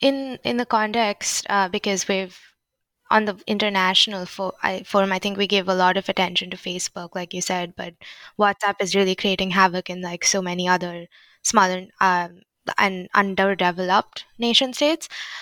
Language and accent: English; India; I was thinking about India because I'm Indian